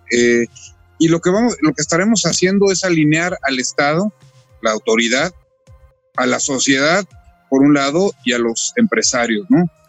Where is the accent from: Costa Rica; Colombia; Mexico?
Mexico; los mexicanos